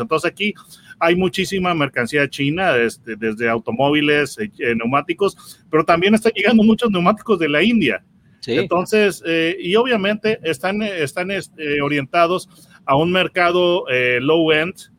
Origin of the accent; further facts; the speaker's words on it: Mexico; Estás hablando con un par de mexicanos y entonces nosotros como mexicanos estamos muy acostumbrados